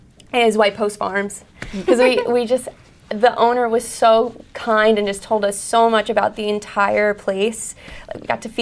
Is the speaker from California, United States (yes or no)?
no; Long Island, New York, United States; also born or lived in Florida; when I say I'm from Long Island